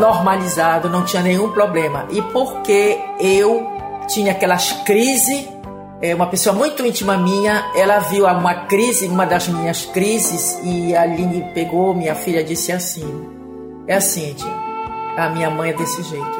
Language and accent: Portuguese; Belém, Pará, Brazil; moved away as an adult; also born or lived in São Paulo; now in Aracaju, Brazil; Nasci em Belém do Pará